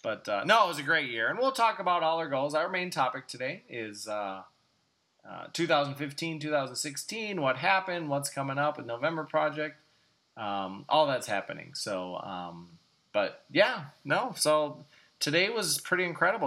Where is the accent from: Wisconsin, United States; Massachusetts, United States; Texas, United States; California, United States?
Wisconsin, United States; Greendale; from my hometown, Greendale